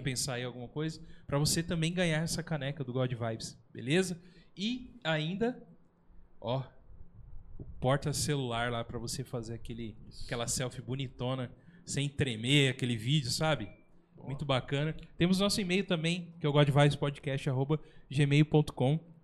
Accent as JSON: {"language": "Portuguese", "town": "São José dos Campos", "region": "São Paulo", "country": "Brazil", "said": "A gente é um podcast aqui da, do Vale do Paraíba, nós somos de São José dos Campos"}